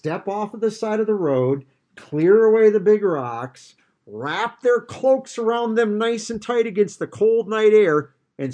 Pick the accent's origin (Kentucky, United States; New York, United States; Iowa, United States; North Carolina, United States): Iowa, United States; growing up in Iowa